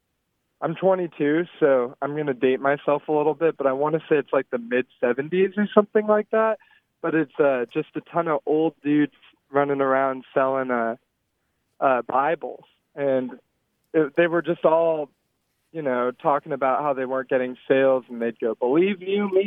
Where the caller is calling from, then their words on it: Richmond, Virginia, United States; I'm calling from Richmond, Virginia.